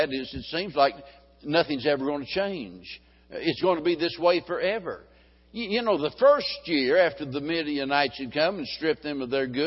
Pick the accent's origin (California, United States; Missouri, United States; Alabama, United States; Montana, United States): Missouri, United States; Springfield; being born and raised in Springfield, Missouri